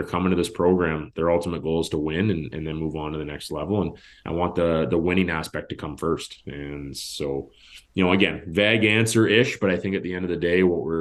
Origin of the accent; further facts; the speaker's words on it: Carp, Ontario, Canada; also born or lived in Sarnia; now in Carleton Place, Canada; I grew up just outside of Carp